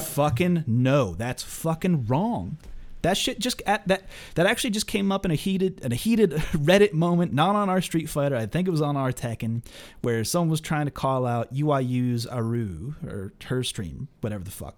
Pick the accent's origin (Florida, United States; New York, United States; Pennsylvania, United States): Pennsylvania, United States; Pittsburgh; I'm from Pittsburgh. I'm from Pittsburgh